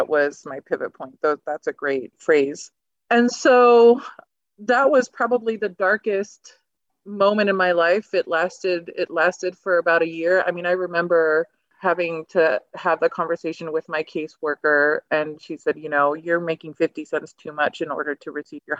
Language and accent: English; Miami, Florida, United States; born there; My family is originally from Argentina. I was born stateside in Miami and Florida, and then I went back and forth for a really, really long time.